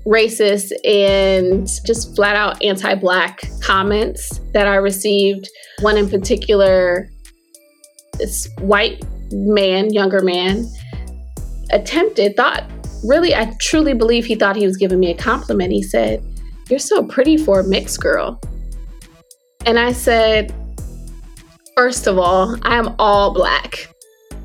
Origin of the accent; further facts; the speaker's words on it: Akron, Ohio, United States; also born or lived in San Francisco Bay Area / Crown Heights, Brooklyn, New York; now in Atlanta, United States; I grew up in Akron, Ohio, city of LeBron James.